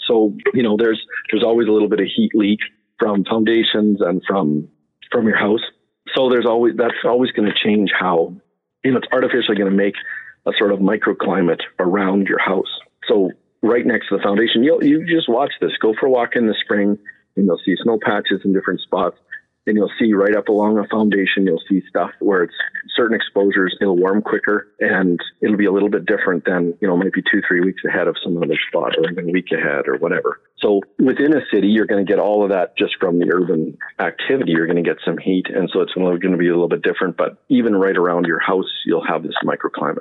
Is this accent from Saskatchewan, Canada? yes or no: yes; Saskatchewan, Canada; I grew up in Saskatchewan